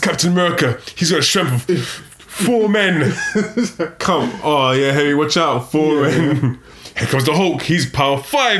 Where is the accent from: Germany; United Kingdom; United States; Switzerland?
United Kingdom; England; I'm from England, and that was a terrible Cockney accent.